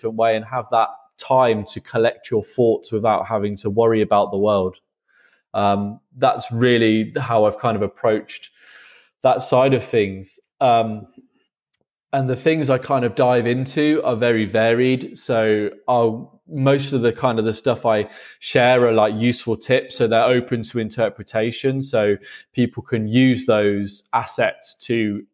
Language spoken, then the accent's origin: English; England, United Kingdom; moved away as an adult; now in Berlin, Germany; I'm currently based in Berlin, but I am from England.